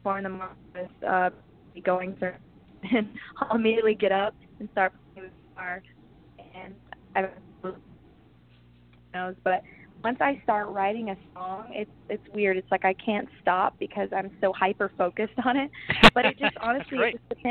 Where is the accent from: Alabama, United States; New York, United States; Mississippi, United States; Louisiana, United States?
Mississippi, United States; also born or lived in Nashville, Tennessee; now in Los Angeles, United States; I was born in Nashville, Tennessee, and then when I was around 2 years old, I moved to Mississippi. And living in the South and growing up